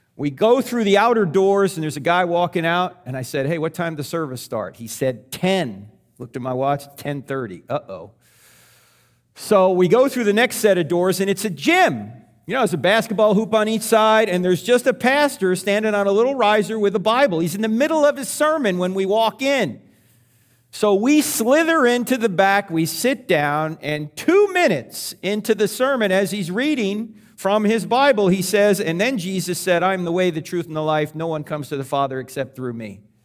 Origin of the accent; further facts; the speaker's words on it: New Jersey, United States; I was brought up in New Jersey, so I was Catholic